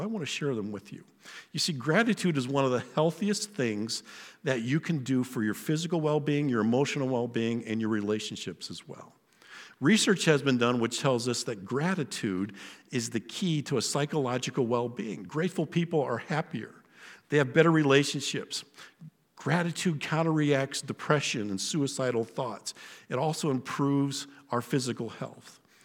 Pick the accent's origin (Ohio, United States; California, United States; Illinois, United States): Ohio, United States; Western; My place of birth, I was born in Western Ohio in America